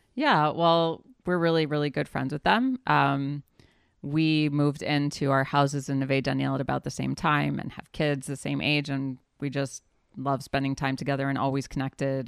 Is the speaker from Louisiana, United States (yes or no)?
yes; New Orleans, Louisiana, United States; now in Israel; I grew up in the South, in New Orleans, Louisiana